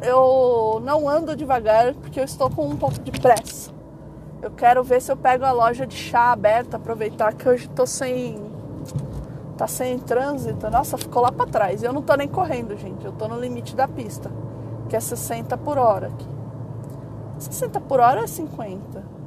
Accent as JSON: {"language": "Portuguese", "region": "São Paulo", "country": "Brazil", "said": "Eu falo mano direto, porque eu sou de São Paulo, sou da Zona Leste"}